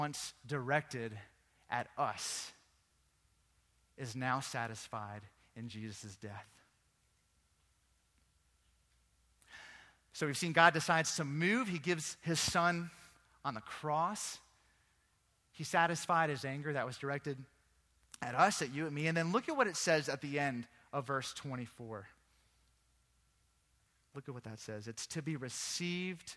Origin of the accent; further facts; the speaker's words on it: Virginia Beach, Virginia, United States; moved away; also born or lived in England; I grew up in Virginia Beach.